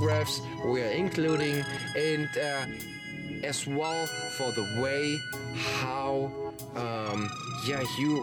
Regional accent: Germany; born or raised there; moved away

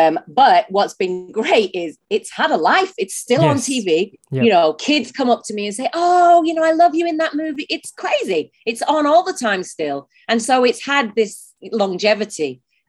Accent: Manchester, North West England, United Kingdom; now in Los Angeles, United States; Well, I say I'm from Manchester because I am. I'm not from Oldham. I grew up in Manchester.

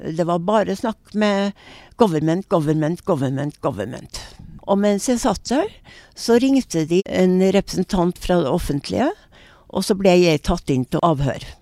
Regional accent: Norway; jeg er jo norsk

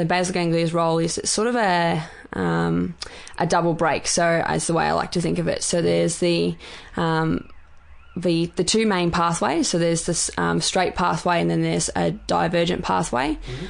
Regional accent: Bendigo, Victoria, Australia; I'm from Bendigo.

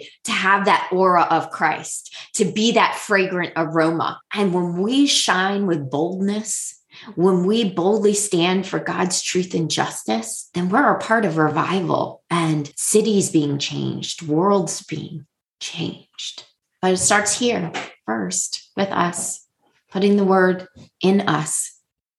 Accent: United States; also born or lived in Houston; now in Maryland, United States; I am an American woman in, you know, America.

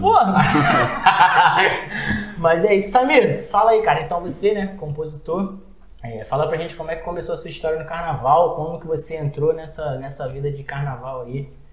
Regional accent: Rio de Janeiro, Brazil; eu sou da Pavuna

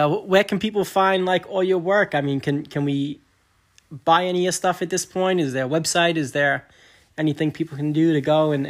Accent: New York City, New York, United States; We grew up in Staten Island. That's where we're from.

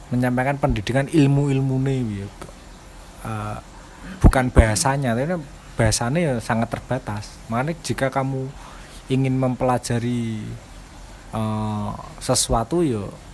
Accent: Java, Indonesia; first language Javanese; Indonesian is a second language; kita lahir di Jawa

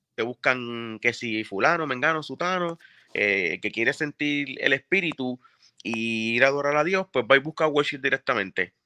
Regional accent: Bayamón, Puerto Rico; born or raised there; also born or lived in Río Piedras / Carolina

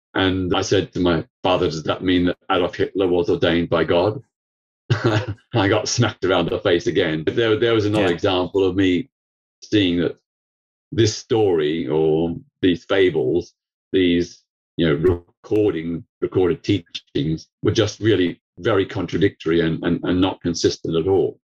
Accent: Melbourne, Victoria, Australia; now in United Kingdom; I grew up in Melbourne, Australia. I was born there in 1952

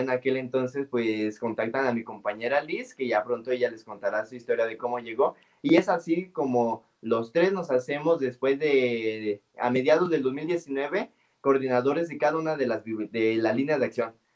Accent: San Luis Potosí, Mexico; moved away as an adult; now in San Miguel de Allende, Mexico; yo soy de allá, de San Luis Potosí

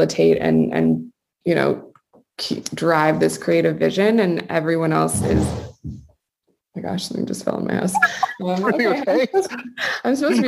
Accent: New England, near Salem, Massachusetts, United States; I grew up in New England, like very close to Salem

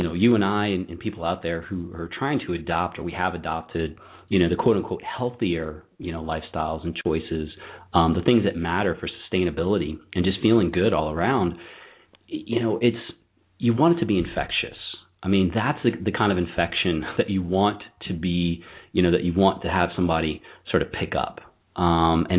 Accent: Virginia, United States; I'm from Virginia myself

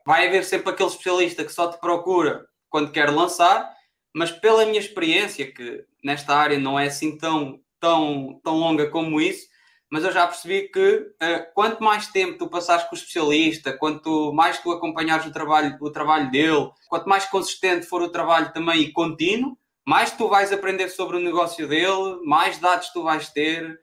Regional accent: Pombal, Leiria District, Portugal; Eu sou de Pombal, é, perto de Leiria.

